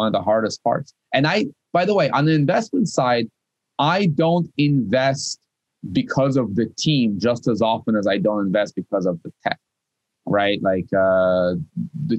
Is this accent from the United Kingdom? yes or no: no; Moscow, Russia; English is a second language; also born or lived in Kyiv, Ukraine / San Francisco, United States; now in Boston, United States; I was born in Kiev. I moved to Moscow. I grew up in Moscow.